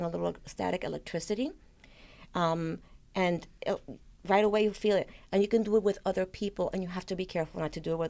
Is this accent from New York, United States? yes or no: yes; New York City, New York, United States; I grew up in the South Bronx, and you know, there was a lot of violence, and this was, you know, in the 70s